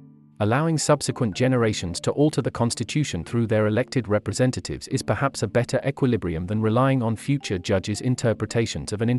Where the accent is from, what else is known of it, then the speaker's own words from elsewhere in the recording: India; As an Indian observer